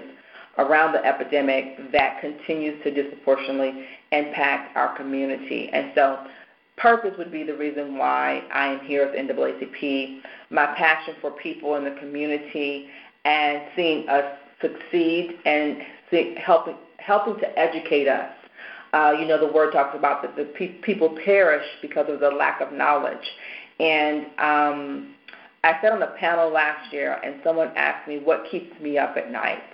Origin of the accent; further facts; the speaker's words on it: Nashville, Tennessee, United States; moved away as an adult; also born or lived in Charlotte; now in Baltimore, United States; being from Nashville